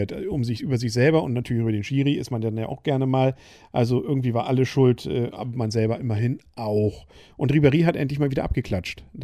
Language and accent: German; Northern Germany, Germany; Als Norddeutscher ist man da per se erstmal skeptisch, was das angeht.